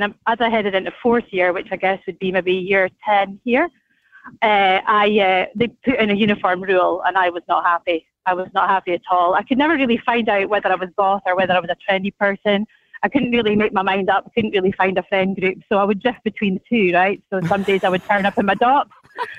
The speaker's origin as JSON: {"language": "English", "region": "Scotland", "country": "United Kingdom", "tie": "born or raised there", "moved": "yes", "lives_now": "Alkimos, Australia", "said": "I grew up in Scotland"}